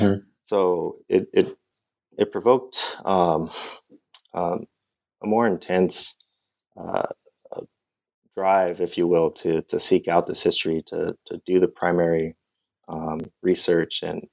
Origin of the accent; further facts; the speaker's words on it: La Habra, California, United States; also born or lived in Montebello, California; I'm from Southern California originally. I was born in Montebello, California, which is a suburb east of East LA. So you'll see a theme here. Grew up in La Habra, California, in Northern Orange County, a place that I'm sure you're familiar with.